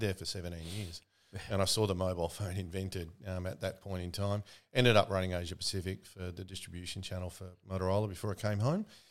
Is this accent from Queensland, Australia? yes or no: no; Melbourne, Victoria, Australia; Melbourne growing up for me was in the outer suburbs. I grew up in Bayswater.